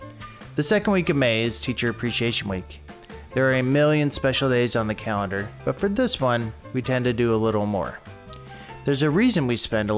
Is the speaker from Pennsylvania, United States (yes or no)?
no; South Glens Falls, New York, United States; He was a high school math teacher in my hometown of South Glens Falls, New York. I moved to that town my freshman year and did my best to blend in.